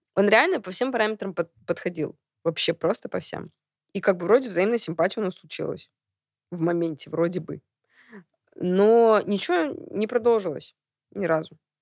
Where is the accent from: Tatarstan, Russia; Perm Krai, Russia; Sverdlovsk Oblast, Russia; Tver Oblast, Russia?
Tatarstan, Russia; Kazan; moved away as an adult; also born or lived in Saint Petersburg, Russia; now in Moscow, Russia; я родилась в Казани